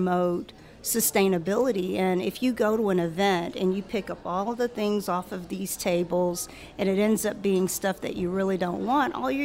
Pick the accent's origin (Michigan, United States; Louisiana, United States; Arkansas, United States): Louisiana, United States; Baton Rouge; moved away as an adult; also born or lived in Chicago area; I was born and raised here